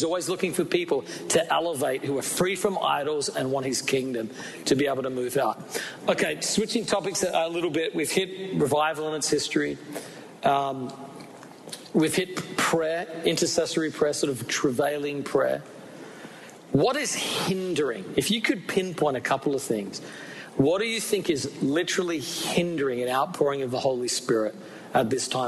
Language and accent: English; Australia; We're both from Australia